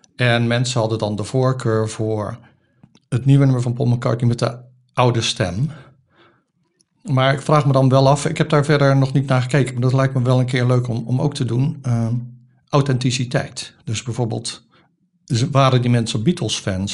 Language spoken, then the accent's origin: Dutch; Rotterdam, South Holland, Netherlands; born or raised there